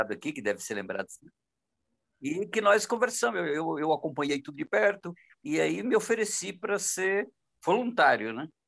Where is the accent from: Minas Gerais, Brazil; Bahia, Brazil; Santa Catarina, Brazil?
Bahia, Brazil; now in São Paulo, Brazil; eu estava planejando para voltar para minha terra né a Bahia